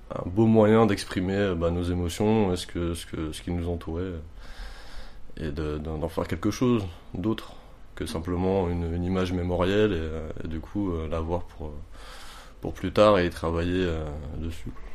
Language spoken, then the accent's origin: French; Montreuil, Île-de-France, France; j'ai 29 ans, je viens de Montreuil